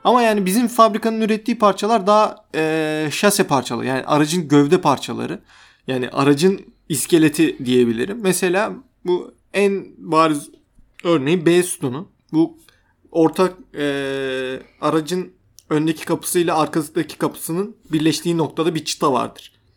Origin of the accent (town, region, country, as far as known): Turkey